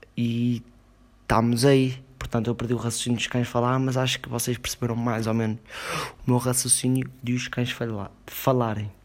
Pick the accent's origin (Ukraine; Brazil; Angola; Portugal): Portugal